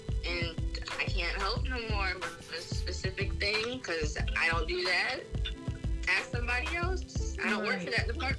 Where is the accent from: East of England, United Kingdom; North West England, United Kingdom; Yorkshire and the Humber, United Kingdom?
North West England, United Kingdom; Manchester; now in Maryland, United States; like she said. I work in D.C. I live in Maryland. DMV girl, originally from Manchester, England.